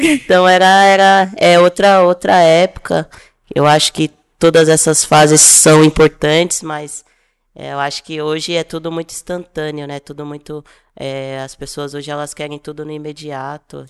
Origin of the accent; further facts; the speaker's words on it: São Paulo, Brazil; eu tenho 33 anos, sou de São Paulo